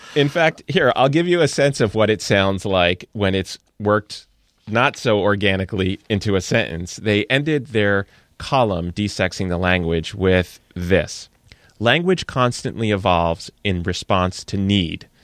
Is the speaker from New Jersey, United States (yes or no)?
yes; New Jersey, United States; I'm from New Jersey, so I'm partially yous